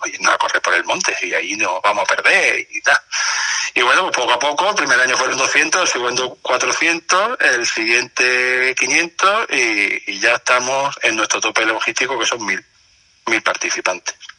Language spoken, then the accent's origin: Spanish; Ceuta, Spain; de mi tierra